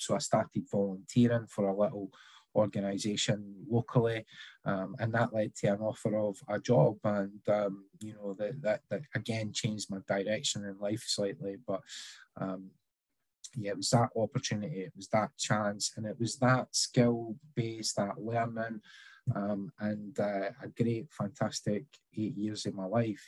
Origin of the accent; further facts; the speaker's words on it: Scotland, United Kingdom; growing up in Scotland